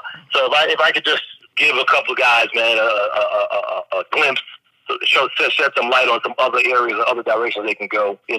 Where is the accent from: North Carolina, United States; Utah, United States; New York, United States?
New York, United States; New York City; also born or lived in London; although I was born in London, I grew up in Brooklyn.